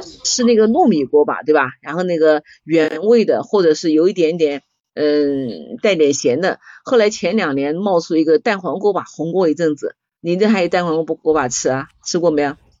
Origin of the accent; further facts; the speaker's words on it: China; 我们中国人在这方面创新